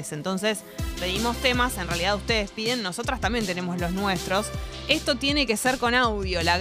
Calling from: Buenos Aires, Argentina; de Boedo y la verdad es que soy fan de los MTV Unplugged.

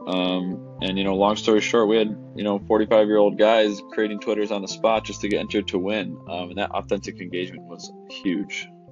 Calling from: Buffalo, New York, United States; I'm calling in from Buffalo, New York.

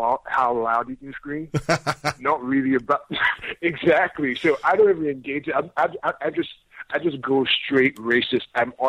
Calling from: Nigeria

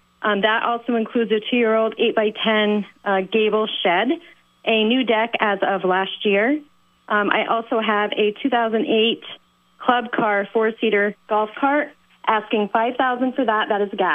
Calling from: Swanton, Vermont, United States; I'm calling from Swanton.

